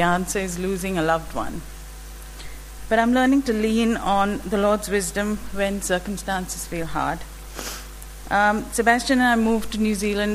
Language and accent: English; India; born or raised there; moved away